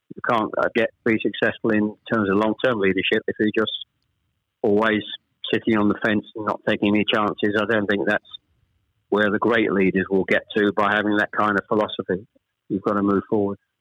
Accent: Chelmsford, East of England, United Kingdom; also born or lived in Ashton-under-Lyne / Manchester; We actually moved south from Manchester. We, we, I was born in Ashton under Lyne. We actually moved south to Chelmsford when I was pr- probably I was the eldest of three. When I was probably about seven or eight

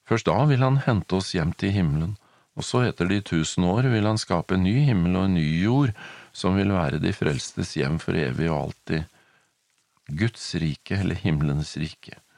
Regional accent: Norway; now in United States; Selv om jeg er i USA, så er jeg norsk. Jeg har norsk pass.

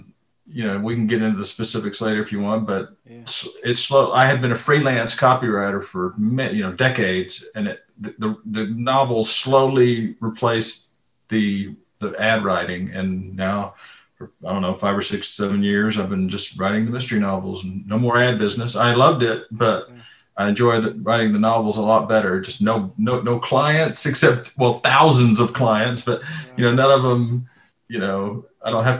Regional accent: Austin, Texas, United States; I was born and raised here in Austin. I live just outside Austin now

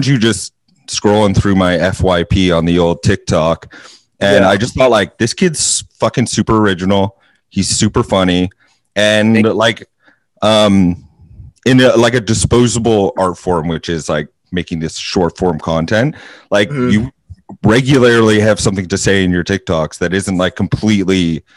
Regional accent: Vancouver, British Columbia, Canada; also born or lived in Bowen Island; we're from Canada, we're from Vancouver

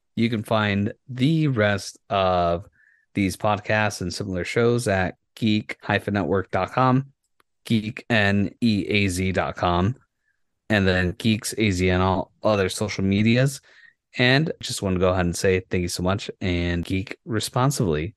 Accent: Yuma, Arizona, United States; my hometown, from Yuma

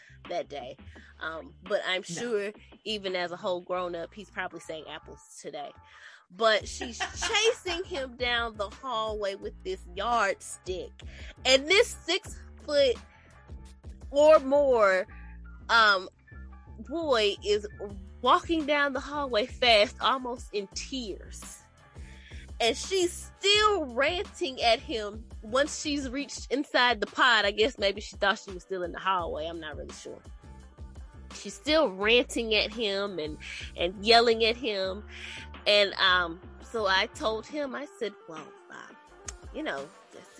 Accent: Milwaukee, Wisconsin, United States; now in North Carolina, United States; I'm originally from Milwaukee, Wisconsin. I currently reside in North Carolina as well.

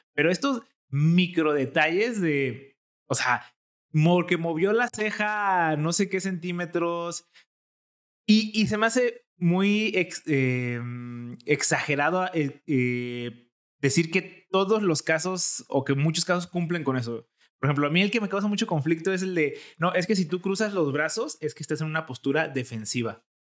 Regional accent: Jalisco, Mexico; accent: jalisquillo; mi acento jalisquillo

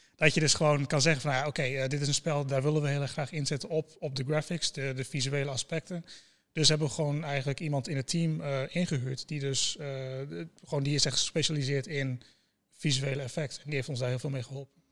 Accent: Groningen, Netherlands; ik kom inderdaad uit Groningen

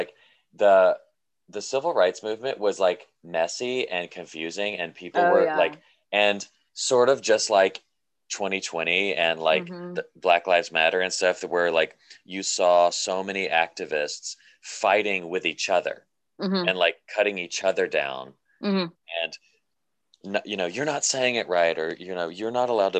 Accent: Nashville, Tennessee, United States; moved away as an adult; also born or lived in Pasadena; I grew up in Nashville, Tennessee, and I went to a private Christian school, which was all white kids except for like two Asian kids.

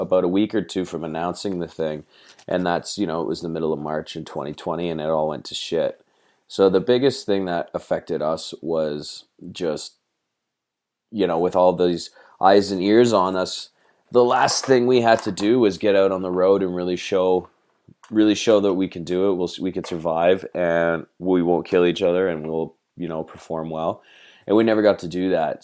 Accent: Toronto, Ontario, Canada; we're from Toronto. We're kind of spread out, you know, in the suburbia around the city.

